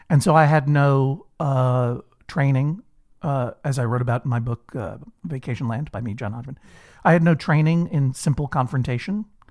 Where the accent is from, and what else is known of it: Brookline, Massachusetts, United States; born or raised there